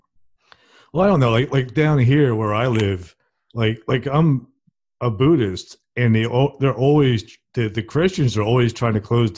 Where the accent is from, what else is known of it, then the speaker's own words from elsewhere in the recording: New Jersey, United States; since you're from New Jersey and I'm from New Jersey